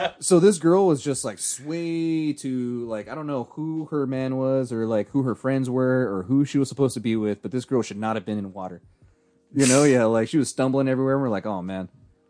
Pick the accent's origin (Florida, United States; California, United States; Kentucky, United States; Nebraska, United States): California, United States; San Jose; hey, I'm a Southside kid. You know, I'm the only one that's got to represent.